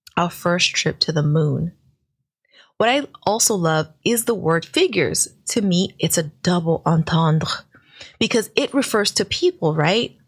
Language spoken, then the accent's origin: English; New York City, New York, United States; I'm from Brooklyn